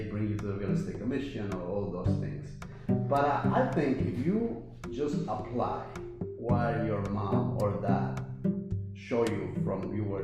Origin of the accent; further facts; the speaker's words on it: West New York, New Jersey, United States; I'm from West New York.